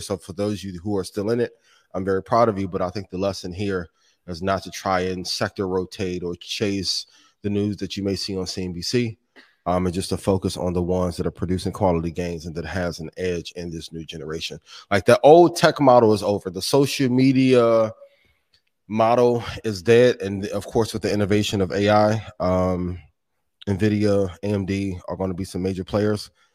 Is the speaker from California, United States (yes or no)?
no; Indiana, United States; That's my hometown, right? A, a home state